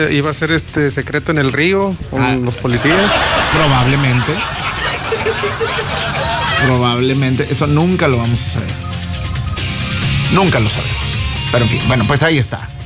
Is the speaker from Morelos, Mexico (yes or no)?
no; Palau, Coahuila, Mexico; Mira, yo soy de acá del, del, del 4, ¿verdad? Sí, soy de aquí de Palau, de aquí, vivo acá en el 4, el barrio 4.